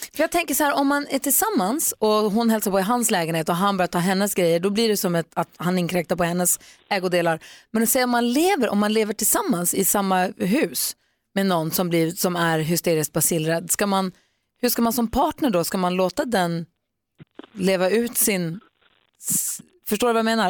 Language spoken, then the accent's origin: Swedish; Luleå, Norrbotten County, Sweden; moved away; jag är ju uppvuxen i Luleå.